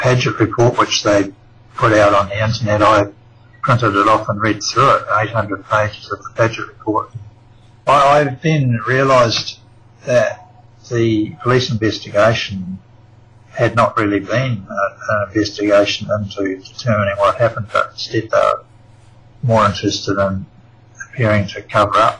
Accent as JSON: {"language": "English", "country": "New Zealand", "tie": "born or raised there", "moved": "as an adult", "lives_now": "Australia", "said": "I'm actually a New Zealander. I was born in New Zealand. I've been in Australia, though, for about something like 26 years"}